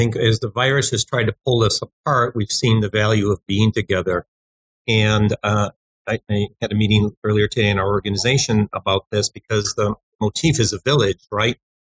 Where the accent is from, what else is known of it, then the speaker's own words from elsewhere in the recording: Chicago, Illinois, United States; I was born here in Chicago on the South Side, kind of the story of, kind of typical working family, did my, all my education here in Chicago.